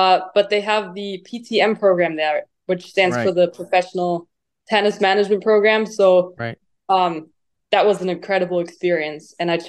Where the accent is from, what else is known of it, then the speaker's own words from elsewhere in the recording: just south of Munich, Bavaria, Germany; moved away; I was 7 years old, and I was in just south of Munich, Germany, where I grew up. I was born there and raised there.